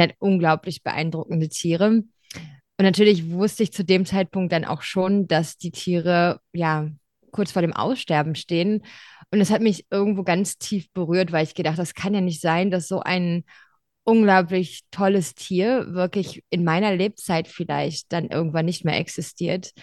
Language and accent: German; Ruhr area, North Rhine-Westphalia, Germany; moved away as an adult; also born or lived in Tübingen / Würzburg; ich bin äh, im Ruhrgebiet aufgewachsen, also relativ weit weg vom Meer.